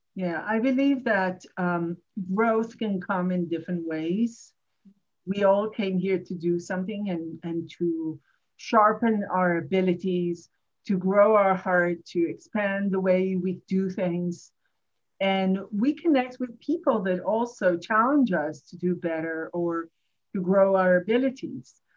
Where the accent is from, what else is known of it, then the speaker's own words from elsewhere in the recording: Jerusalem, Jerusalem District, Israel; English is a second language; moved away as an adult; also born or lived in Tel Aviv; now in New York, United States; I grew up in Jerusalem